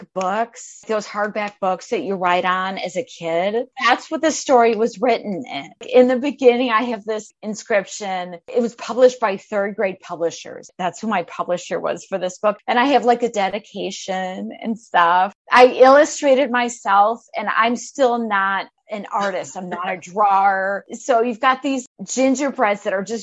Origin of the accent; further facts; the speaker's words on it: Midwest, United States; moved away as an adult; also born or lived in Arizona; I'm from the Midwest originally. I don't know if you can hear my accent. I moved out to Arizona